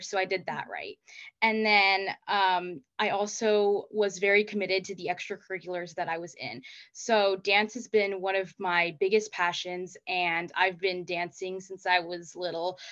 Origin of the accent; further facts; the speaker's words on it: Placentia, California, United States; I'm from Placentia, California, which is in Orange County